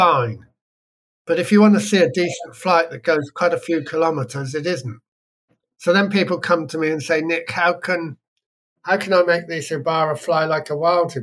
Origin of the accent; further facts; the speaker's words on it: Wiltshire, South West England, United Kingdom; now in West Wales, United Kingdom; I was born near there in Wiltshire.